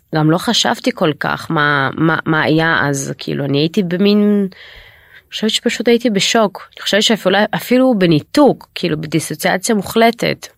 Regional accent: Israel; אני למעשה עליתי לישראל כשהייתי בת חמש

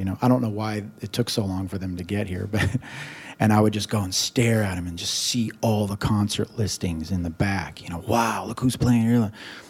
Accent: Seattle, Washington, United States; growing up in Seattle

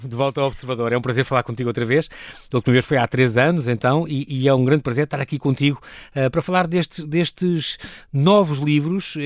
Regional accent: Lisbon, Portugal; accent: Lisbon; nós em Lisboa temos um sotaque tremendo, as pessoas do Alentejo gozam muito como eu falar também

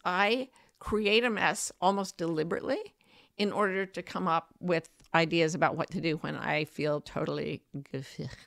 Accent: United States; I'm American

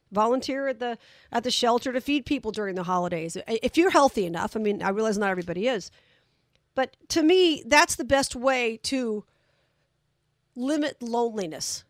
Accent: Las Vegas, Nevada, United States; I'm from Vegas

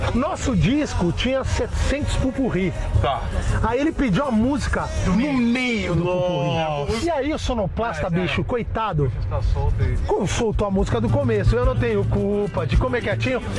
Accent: São Paulo, Brazil; also born or lived in Rio de Janeiro; Nasci aqui em São Paulo, tive um breve período no Rio de Janeiro

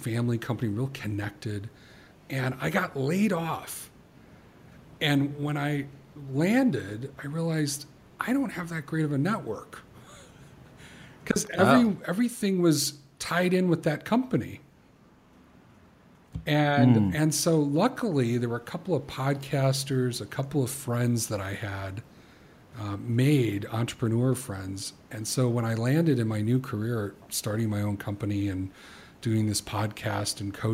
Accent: the South, United States; moved away; I was born in the South

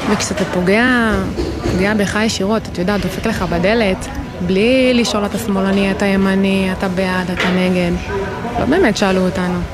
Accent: Kfar Maimon, Southern District, Israel; אז אני אה, במקור מעוטף עזה. ממושב אה, כפר מימון, שבאותה שבת אה, באמת חווינו את, ה... את כל הקשיים

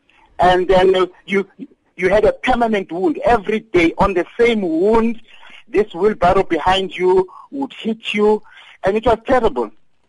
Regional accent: Daveyton, Gauteng, South Africa; And I came from Daveyton, and we used to work at the Lanbow Span.

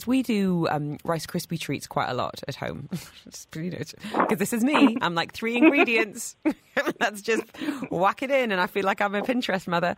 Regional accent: United Kingdom; now in Dubai, United Arab Emirates; being British

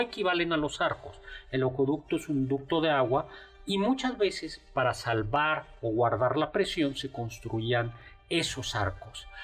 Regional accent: Mexico City, Mexico; en el fondo los chilangos somos así de arrogantes

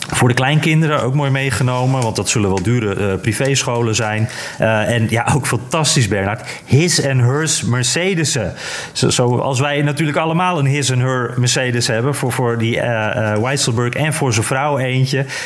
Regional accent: Netherlands; als Nederlander

